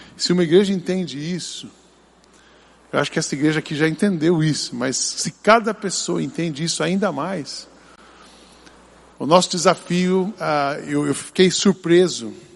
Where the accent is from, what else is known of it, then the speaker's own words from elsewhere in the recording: Brazil; como bom brasileiro